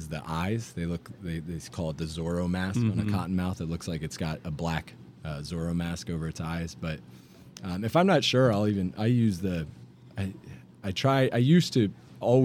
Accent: Oviedo, Florida, United States; also born or lived in Mayport, Florida; Grew up out in Oviedo, Florida, just outside Orlando

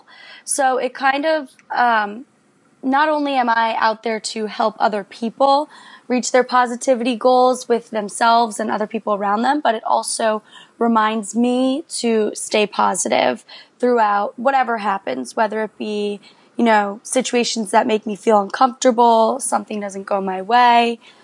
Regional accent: Philadelphia, Pennsylvania, United States; I'm from Philadelphia

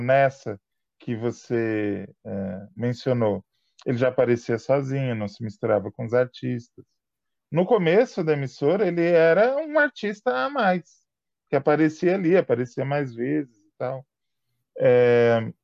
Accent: São Paulo, Brazil; nós dois somos paulistanos

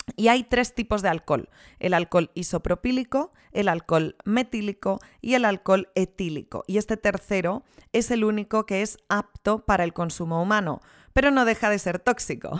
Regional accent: Rías Baixas, Galicia, Spain; yo soy de las Rías Baixas

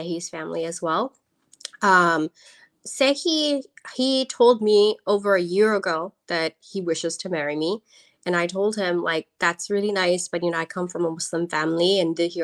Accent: New York, United States; also born or lived in Bangladesh; I am born in Bangladesh, but I am American. I moved to New York when I was about 1 year old. So I have lived here my whole life.

